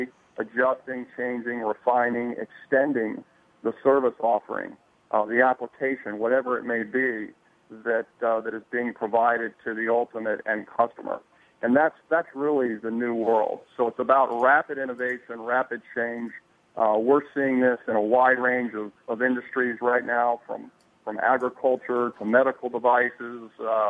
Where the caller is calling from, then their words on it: Collegeville, Pennsylvania, United States; I'm calling from Pennsylvania, Collegeville, right outside of Philadelphia